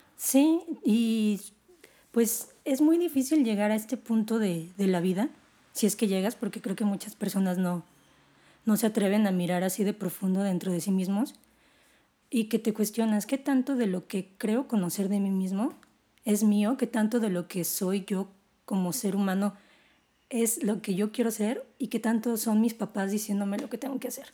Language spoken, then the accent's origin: Spanish; Guadalajara, Jalisco, Mexico; moved away; also born or lived in Mexico City; mi familia es una familia de tapatía tradicional